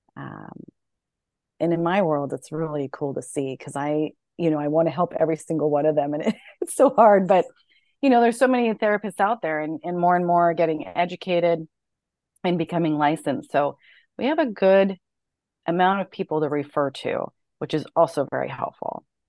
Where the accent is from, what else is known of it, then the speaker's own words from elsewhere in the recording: San Jose, California, United States; moved away as an adult; also born or lived in Denver; I grew up in San Jose, California